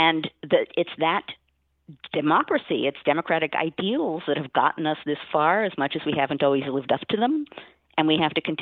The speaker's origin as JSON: {"language": "English", "country": "United States", "said": "as a historian and as an American"}